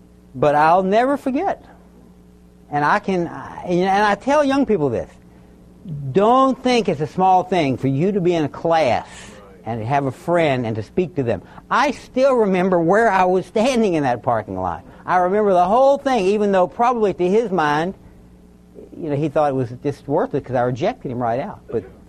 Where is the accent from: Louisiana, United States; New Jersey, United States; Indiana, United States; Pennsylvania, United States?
Louisiana, United States; Baton Rouge; I was raised down in South Louisiana, Baton Rouge, Louisiana. In those days, very predominantly Catholic.